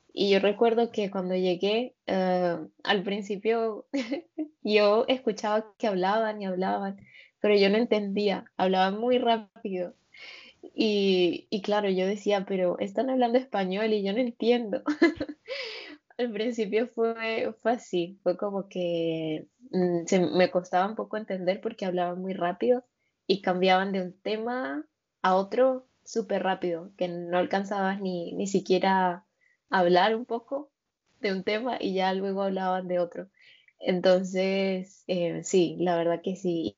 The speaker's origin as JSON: {"language": "Spanish", "country": "Venezuela", "tie": "born or raised there", "also_born_or_lived": "Norway / Colombia", "moved": "as an adult", "lives_now": "Alicante, Spain", "said": "yo soy de Venezuela, de una ciudad que está muy cerca de Colombia. Y, y bueno, sí, soy de Venezuela, toda, casi toda mi vida viví allí."}